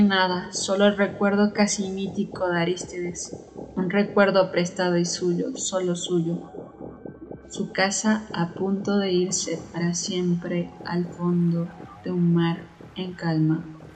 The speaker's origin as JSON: {"language": "Spanish", "region": "Mexico City", "country": "Mexico", "said": "tengo 29 años y soy de la Ciudad de México."}